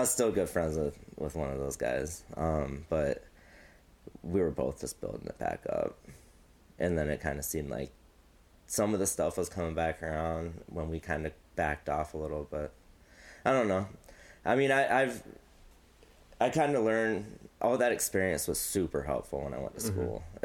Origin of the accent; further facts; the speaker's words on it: United States; also born or lived in Mount Pleasant; I moved here in like fifth grade, so I'm basically like Quad Cities my whole life.